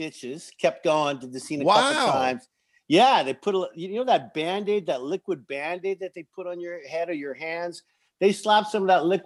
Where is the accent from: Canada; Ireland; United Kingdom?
Canada; moved away as an adult; also born or lived in Stratford, Canada / United States; I'm Canadian-American, Canadian first, American second